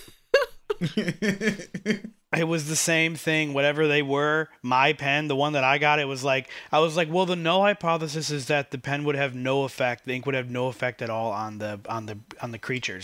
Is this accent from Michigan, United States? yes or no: yes; Michigan, United States; moved away; I was originally from Michigan